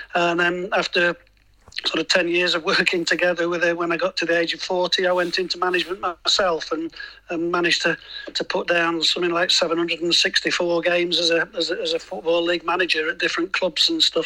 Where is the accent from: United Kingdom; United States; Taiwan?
United Kingdom; Lincoln, East Midlands; I'm a Lincoln boy, so I'm from Lincoln